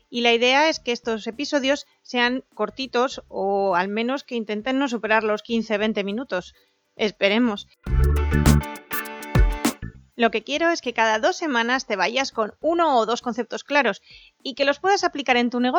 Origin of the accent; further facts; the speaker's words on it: Asturias, Spain; accent: little Asturian accent; soy una asturiana con bastante poco acento, o eso me suelen decir, y que está en Oviedo.